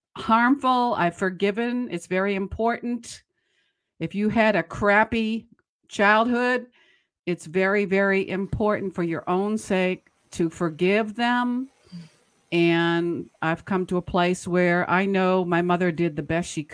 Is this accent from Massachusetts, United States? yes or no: yes; Boston, Massachusetts, United States; when I was growing up in Boston, Massachusetts area, I was the oldest of nine